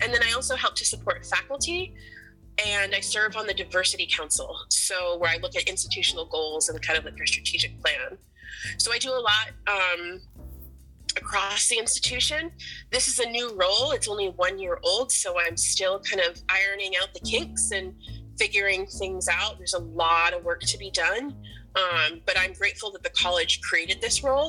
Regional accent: Portland, Maine, United States; growing up in Portland

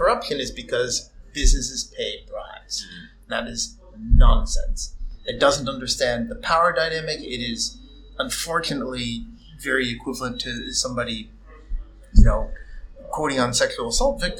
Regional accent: United States; now in Moldova; me as an American

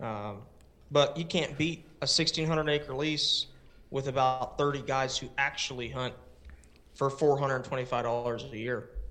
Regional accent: Palm Bay, Florida, United States; moved away as an adult; also born or lived in West Melbourne, Florida / Japan; I was born and raised in Palm Bay, Florida, which is the same area. And then we moved to West Melbourne, and I lived there until I was eighteen

